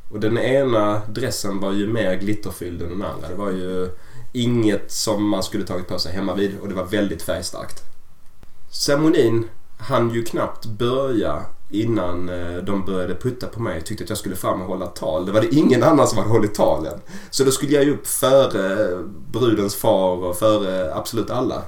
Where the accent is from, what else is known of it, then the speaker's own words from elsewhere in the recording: Sweden; hemma i Sverige